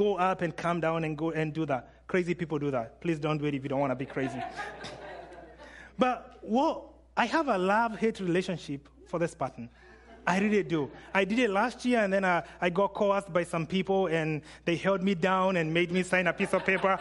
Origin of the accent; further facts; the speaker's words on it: Kenya; I'm Kenyan